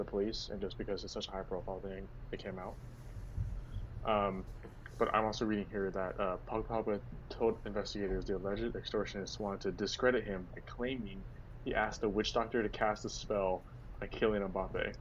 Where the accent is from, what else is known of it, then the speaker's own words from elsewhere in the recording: United States; we are American